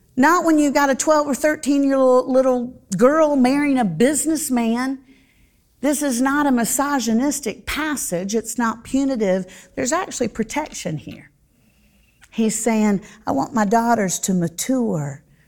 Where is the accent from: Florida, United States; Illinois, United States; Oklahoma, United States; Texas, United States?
Florida, United States; Central; I grew up in Central Florida